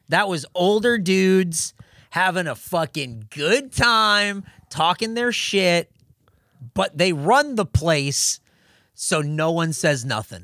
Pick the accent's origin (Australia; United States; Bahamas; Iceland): United States; El Cajon, California; from my hometown would be a place in El Cajon called Beef and Bun.